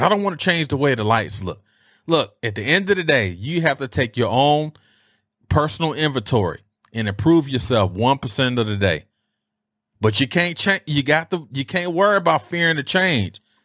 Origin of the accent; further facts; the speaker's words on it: Detroit, Michigan, United States; how we used to dress growing up in Detroit